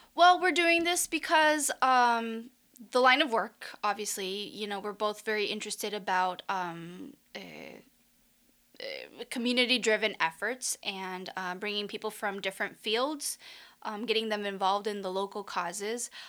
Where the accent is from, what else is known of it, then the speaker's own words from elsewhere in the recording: Chihuahua, Mexico; moved away as an adult; also born or lived in Michigan; now in Las Vegas, United States; I am originally from Mexico, from the state of Chihuahua, born and raised, and I came to the U.S. for college